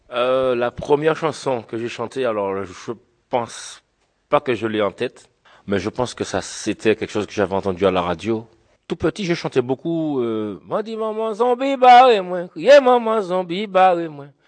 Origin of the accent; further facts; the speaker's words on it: Le François, Martinique; je viens de la Martinique, je suis franciscain, balarien. Alors franciscain parce que je suis du François